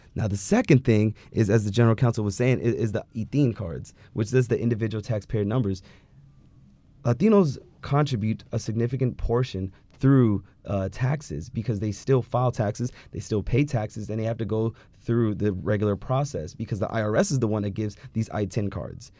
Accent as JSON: {"language": "English", "region": "California", "country": "United States", "tie": "born or raised there"}